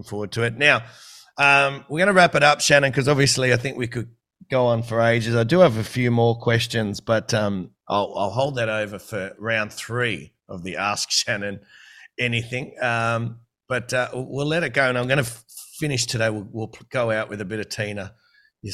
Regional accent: New South Wales, Australia; also born or lived in Queensland; obviously I'm from New South Wales

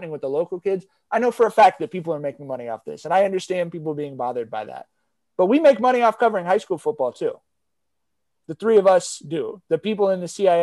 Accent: Long Beach, California, United States; I grew up in Long Beach.

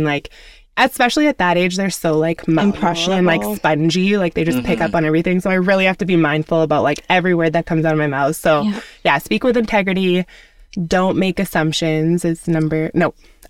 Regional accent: Saskatoon, Saskatchewan, Canada; moved away; I'm from Saskatoon originally. My dad is from Ghana.

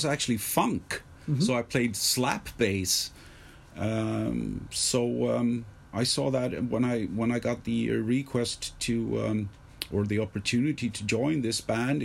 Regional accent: Stockholm, Stockholm County, Sweden; I was born here and I was raised here

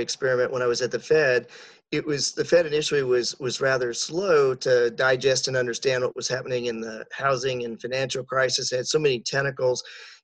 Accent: Colorado, United States; moved away; also born or lived in Atlanta; I grew up in Colorado in a developer family

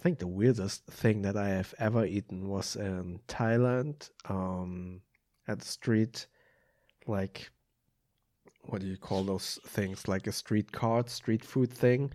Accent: Germany; also born or lived in Oklahoma; although I was born and raised in Germany

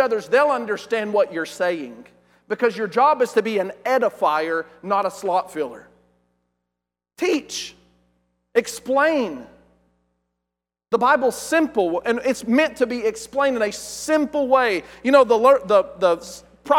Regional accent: West Texas, United States; I'm from West Texas and we're uneducated

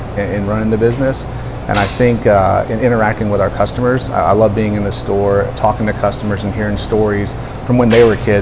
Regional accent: Snellville, Georgia, United States; also born or lived in South Carolina / Florida; So I grew up in Snellville, Georgia. I went to Brookwood High School, Atlanta born and raised.

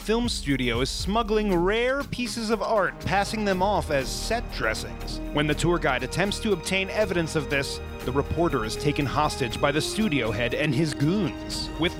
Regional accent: New Jersey, United States; It's be like being from New Jersey, as we both are

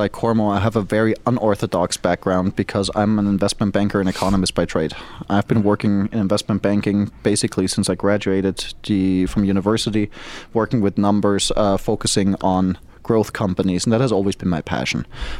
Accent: Germany; also born or lived in Asia / New England / New York / Florida; now in United States; I'm not from the U.S. originally, even though I'm a U.S. citizen. I was born in Germany, raised in Germany, grew up all around the world, including in Asia. in the New England region, New York. Lived in Florida for a long time

